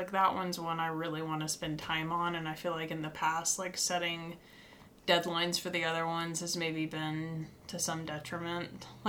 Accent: Nashville, Tennessee, United States; Like, you motherfuckers, I'm from Nashville.

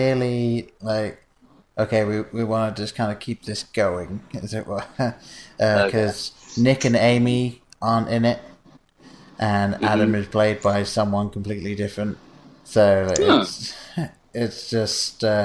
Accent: England, United Kingdom; moved away; I was growing up in England

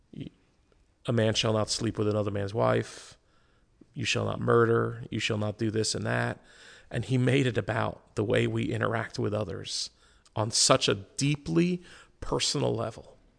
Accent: United States; as an American Christian body

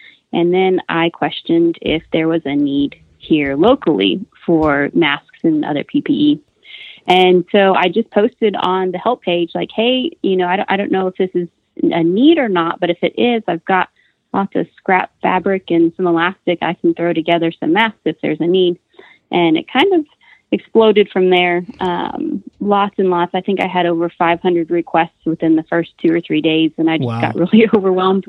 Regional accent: Clovis, New Mexico, United States; moved away as an adult; now in Amarillo, United States; I'm originally from Clovis, New Mexico

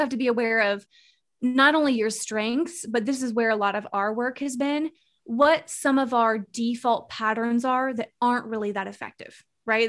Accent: Arizona, United States; moved away as an adult; now in Charlotte, United States; I'm born and raised Arizona

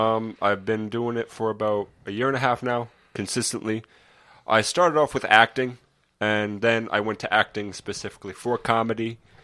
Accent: East Greenwich, Rhode Island, United States; I'm from East Greenwich, Rhode Island, about 25 years old.

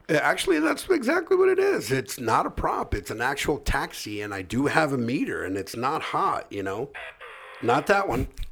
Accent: Orange County, California, United States; we grew up here in Orange County

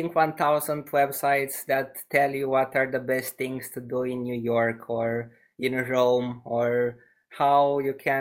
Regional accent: Romania; I had the chance to grow up in this city, which is smaller. It has 100,000 inhabitants in Romania.

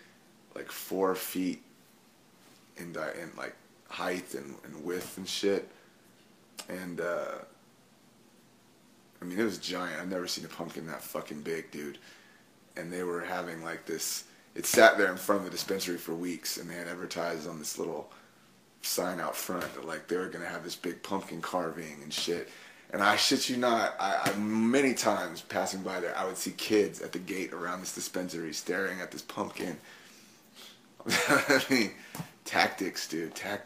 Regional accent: the South, United States; moved away; I come from the South

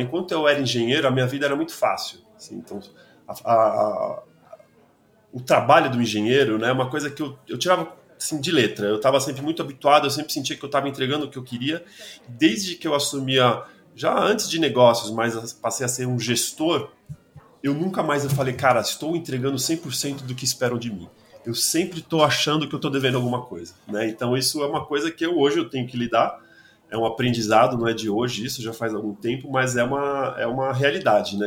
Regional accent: São Paulo, Brazil; eu sou de São Paulo

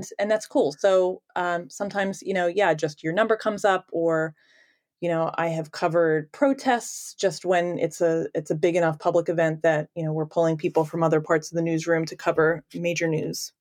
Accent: Philadelphia, Pennsylvania, United States; I grew up in the Northeast

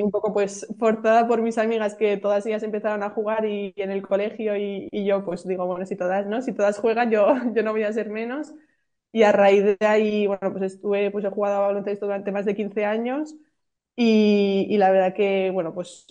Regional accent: Pamplona, Navarre, Spain; now in Valencia, Spain; yo soy de Pamplona, yo nací en Pamplona

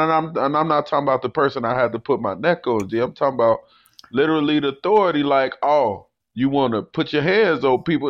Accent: Chicago, Illinois, United States; growing up in Chicago

